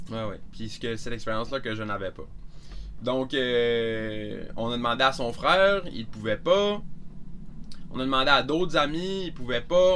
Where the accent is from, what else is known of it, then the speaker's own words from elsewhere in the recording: Carleton-sur-Mer, Quebec, Canada; moved away as an adult; je viens de la Gaspésie. J'ai fait mon primaire, secondaire, cégep, euh, dans une petite ville qui s'appelle Carleton, maintenant Carleton-sur-Mer